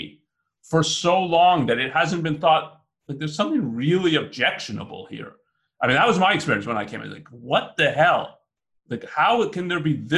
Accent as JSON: {"language": "English", "country": "Canada", "moved": "as an adult", "lives_now": "Virginia, United States", "said": "I'm not even American, I'm Canadian"}